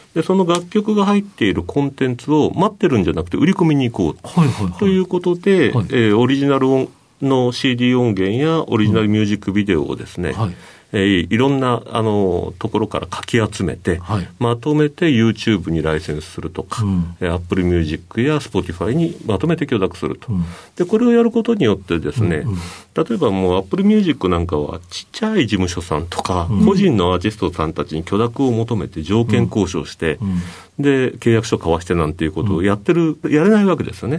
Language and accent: Japanese; Oita, Japan; 大分県大分市ですね。